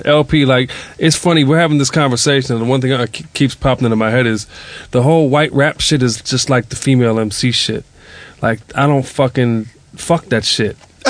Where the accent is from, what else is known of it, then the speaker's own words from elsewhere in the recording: Detroit, Michigan, United States; I'm from Detroit.